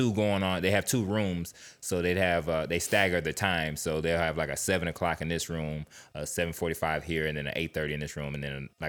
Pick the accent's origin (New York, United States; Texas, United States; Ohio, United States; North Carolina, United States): Texas, United States; Houston; Houston, Texas.